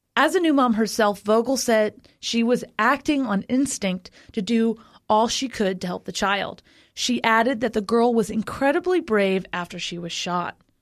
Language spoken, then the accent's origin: English; Florida, United States; Florida, my my home state, the best state